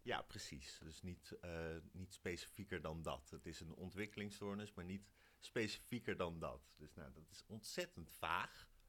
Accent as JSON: {"language": "Dutch", "town": "Wijk bij Duurstede", "region": "Utrecht", "country": "Netherlands", "tie": "born or raised there", "said": "ik kom uit Wijk. Dat is hier 8 kilometer vandaan"}